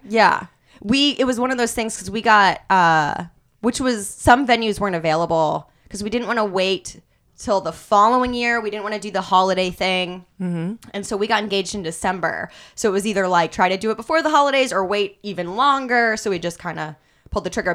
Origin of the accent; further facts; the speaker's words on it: Kansas City, United States; now in Los Angeles, United States; I'm from Kansas City